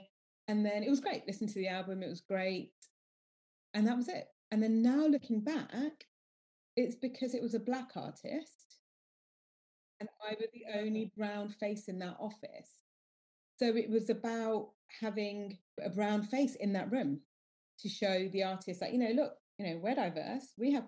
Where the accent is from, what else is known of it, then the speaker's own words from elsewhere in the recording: United Kingdom; But, you know, I'm Indian, British Indian, proud of it.